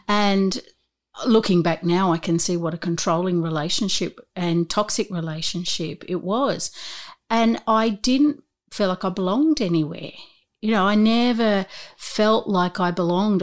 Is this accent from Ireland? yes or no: no; Newcastle, New South Wales, Australia; I grew up in Newcastle